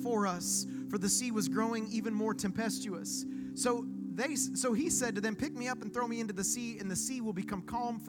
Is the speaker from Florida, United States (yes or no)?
yes; Okeechobee, Florida, United States; now in Vero Beach, United States; I'm born and raised in Okeechobee, Florida